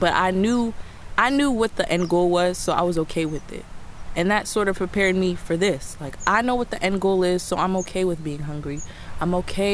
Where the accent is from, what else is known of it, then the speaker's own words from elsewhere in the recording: New York, United States; I'm 21 years old, and I'm from New York